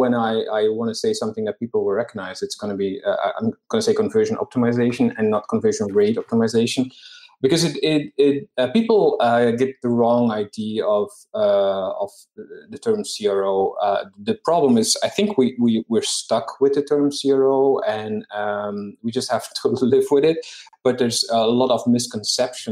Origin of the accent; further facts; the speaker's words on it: Belgium; moved away; I am from Belgium originally